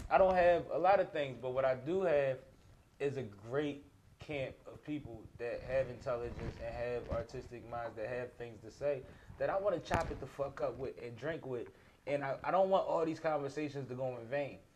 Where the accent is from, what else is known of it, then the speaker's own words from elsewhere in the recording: Boston, Massachusetts, United States; I'm from Boston